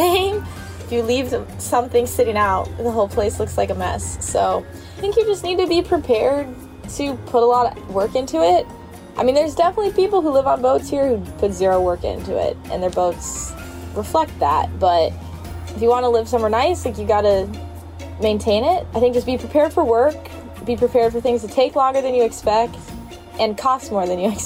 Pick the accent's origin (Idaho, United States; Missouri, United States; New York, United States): Idaho, United States; moved away as an adult; now in Detroit, United States; I grew up in Idaho